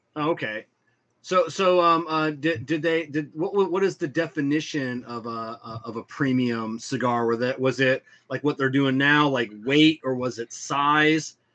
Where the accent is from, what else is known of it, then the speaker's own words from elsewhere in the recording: the South, Southern United States, United States; we Southerners